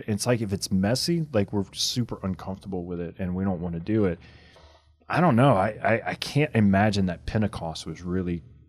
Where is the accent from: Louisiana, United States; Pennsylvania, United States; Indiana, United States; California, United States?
Louisiana, United States; I'm from Louisiana.